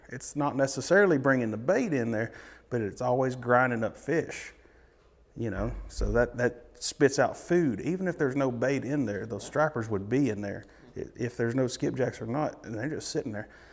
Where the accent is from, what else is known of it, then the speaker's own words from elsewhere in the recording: near Bull Run Steam Plant, East Tennessee, United States; I lived, probably grew up ten minutes from there